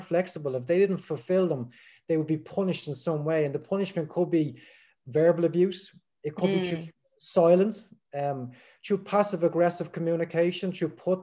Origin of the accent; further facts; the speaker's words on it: Dublin, Leinster, Ireland; I'm from Dublin in Ireland